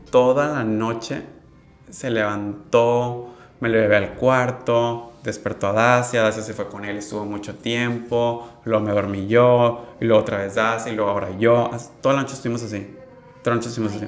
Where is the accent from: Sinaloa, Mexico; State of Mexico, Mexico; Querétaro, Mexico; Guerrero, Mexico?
Sinaloa, Mexico; Mazatlán; also born or lived in Monterrey; Crecí aquí en Mazatlán, en esta cultura de, mar, playa